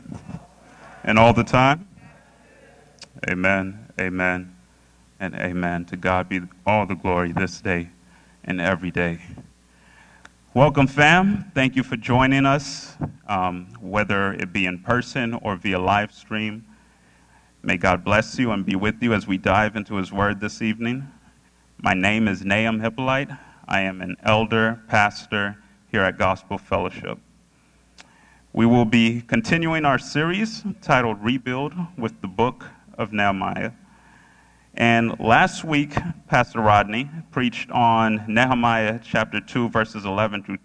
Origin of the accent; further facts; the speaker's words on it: Orlando, Florida, United States; also born or lived in Boca Raton; Orlando, which is my hometown